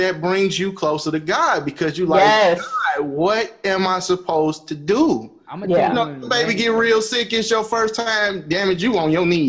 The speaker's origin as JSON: {"language": "English", "town": "Chicago", "region": "Illinois", "country": "United States", "tie": "born or raised there", "said": "growing up in Chicago"}